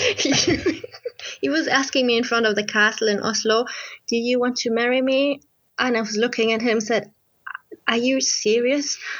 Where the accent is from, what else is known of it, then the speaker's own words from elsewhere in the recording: Germany; I come from Germany and I'm a freelance author.